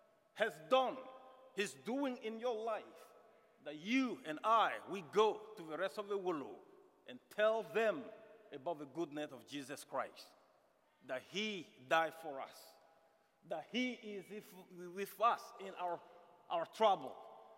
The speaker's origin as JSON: {"language": "English", "area": "third region of Mali", "region": "Sikasso Region", "country": "Mali", "first_language": "Minyanka", "second_language": "English", "moved": "yes", "said": "I'm from the third region of Mali, and he's from the fourth region. We speak different tribal languages. Mine is Mienka, his is Senufo."}